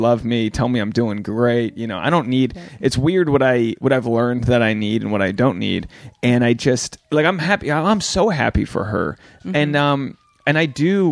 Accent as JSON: {"language": "English", "region": "New England", "country": "United States", "said": "I'm from New England"}